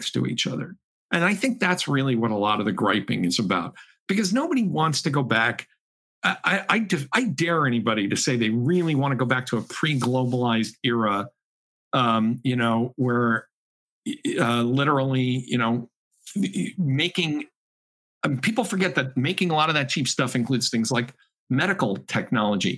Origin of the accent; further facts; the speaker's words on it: Chicopee, Massachusetts, United States; My hometown was the world headquarters of Spalding, the sports company